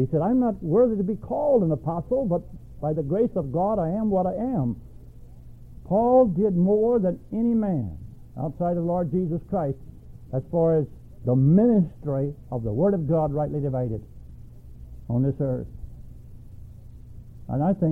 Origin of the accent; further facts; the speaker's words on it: Alabama, United States; moved away as an adult; also born or lived in Milwaukee / Philippines; I was born and raised in Alabama, and I spent, 21 years old when I left Alabama